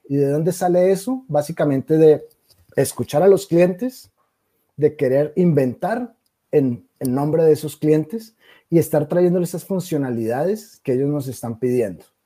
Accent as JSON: {"language": "Spanish", "country": "Colombia", "tie": "born or raised there", "also_born_or_lived": "Brazil", "moved": "as an adult", "said": "por mi acento, nacido en Colombia, soy colombiano"}